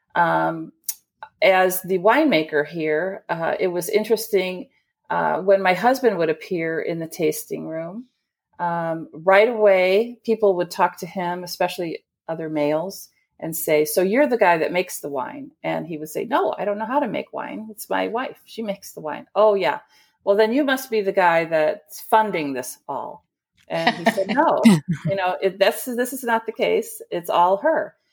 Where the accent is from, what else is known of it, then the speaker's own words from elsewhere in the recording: Chicago, Illinois, United States; I'm a Chicagoan. Uh, I was raised in a blue-collar family